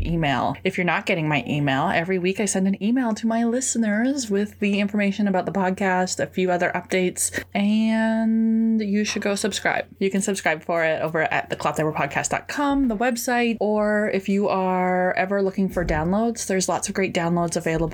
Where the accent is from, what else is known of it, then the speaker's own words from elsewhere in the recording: Vancouver, British Columbia, Canada; also born or lived in Missouri; I grew up in this big city. I grew up in Vancouver-ish area